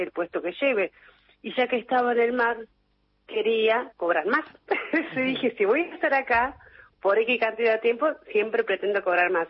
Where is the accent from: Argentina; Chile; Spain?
Argentina; Puerto Madryn, Chubut; moved away as an adult; also born or lived in Trelew; now in Mar del Plata, Argentina; yo soy de Puerto Madryn. En realidad nací en Trelew, me crié en Puerto Madryn, en Chubut